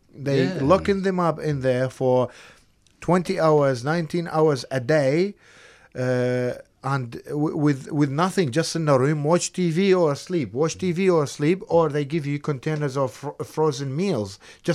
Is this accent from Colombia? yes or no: no; Iraq; Yes, I'm from Iraq.